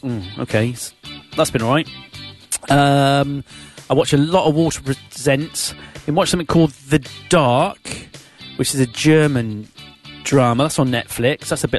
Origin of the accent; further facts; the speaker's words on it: Gloucester, South West England, United Kingdom; accent: Gloucester; You don't always like the accent from the place you come from. So I tried to lose my Gloucester accent a bit.